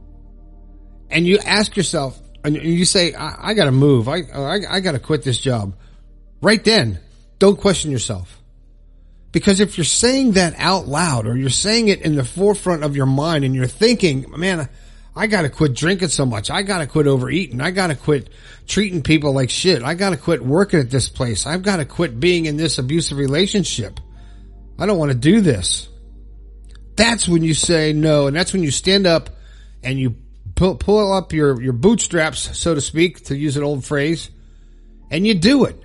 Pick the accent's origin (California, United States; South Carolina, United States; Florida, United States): Florida, United States; South; moved away as an adult; now in Morgantown, United States; I moved my family from South Florida to Morgantown, West Virginia, born and raised Florida boy